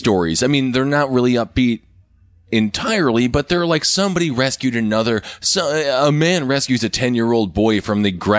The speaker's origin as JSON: {"language": "English", "region": "Wisconsin", "country": "United States", "said": "I'm from Wisconsin."}